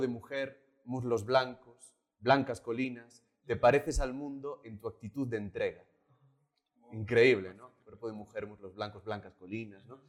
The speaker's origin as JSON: {"language": "Spanish", "region": "Galicia", "country": "Spain", "tie": "born or raised there", "also_born_or_lived": "Madrid, Spain", "moved": "as an adult", "lives_now": "Bolivia"}